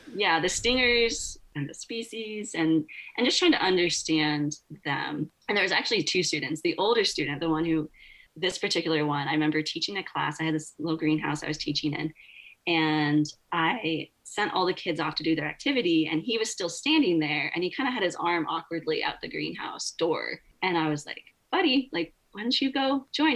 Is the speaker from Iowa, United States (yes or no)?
no; Oregon, United States; I grew up in Oregon. You know, timber is timber country.